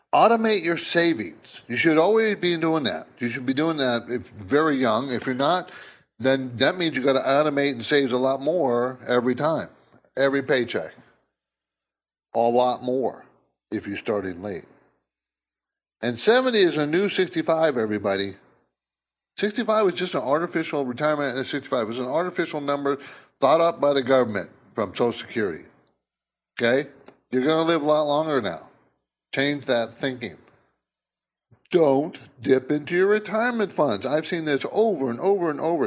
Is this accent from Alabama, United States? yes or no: no; San Diego, California, United States; moved away as an adult; also born or lived in New Jersey; I grew up in the West Coast in San Diego